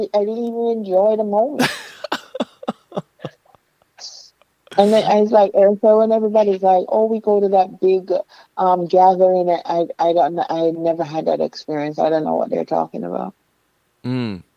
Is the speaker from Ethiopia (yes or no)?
no; Kingston, Jamaica; also born or lived in New York / Miami, Florida; now in Florida, United States; I came here from Kingston, Jamaica